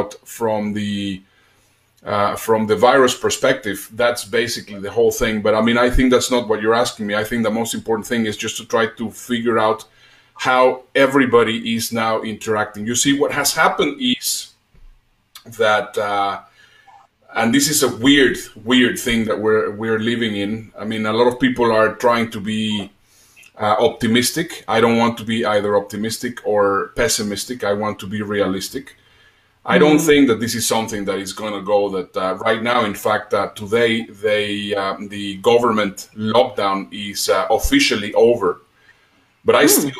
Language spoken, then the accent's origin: English; Mexico; accent: a mix of Spanish and Dutch; English is a second language; moved away as an adult; also born or lived in Germany / United Kingdom / Netherlands / Dubai; I am Mexican. Possibly you will hear a little bit in my accent. I lived in Mexico until I was 18. At 18, I moved to Europe